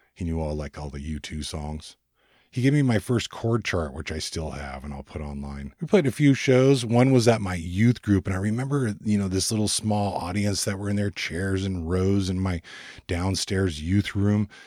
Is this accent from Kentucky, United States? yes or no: no; Ventura, California, United States; I was born and raised in Southern California in the United States, just above Los Angeles in a little beach town. It's called San Buenaventura, or Ventura for short